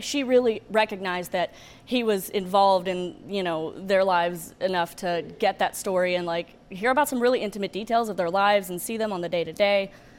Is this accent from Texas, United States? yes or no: no; Alabama, United States; moved away as an adult; I grew up in Alabama, a small town. It was about 4,000 people. I grew up Southern Baptist. I moved up here about 4 years ago